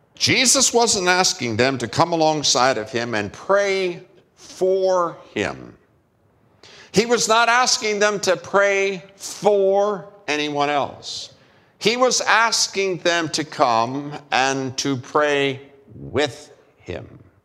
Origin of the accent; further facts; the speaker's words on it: United States; as American male